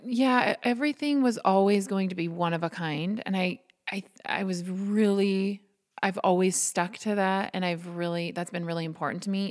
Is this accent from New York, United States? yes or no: no; Butte, Montana, United States; now in Harrison, United States; I'm originally from Butte, um, so fifty miles from here. Um, born and raised